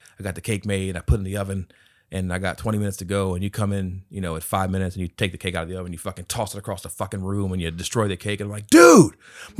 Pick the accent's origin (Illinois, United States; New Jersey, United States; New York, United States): New York, United States; Queens; born there; I'm actually not American. I was born in Jamaica, Queens